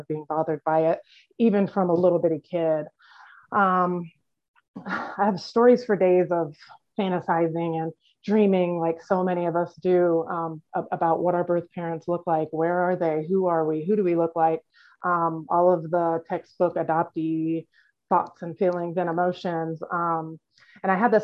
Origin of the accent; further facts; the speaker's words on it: Iowa, United States; I grew up in Iowa in a closed adoption